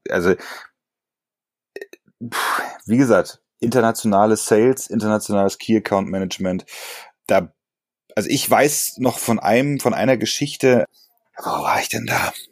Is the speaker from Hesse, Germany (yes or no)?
no; Berlin, Germany; als Berliner ja sowieso so ein bisschen äh, mit der, naja, sagen wir mal, dem Herz auf der Zunge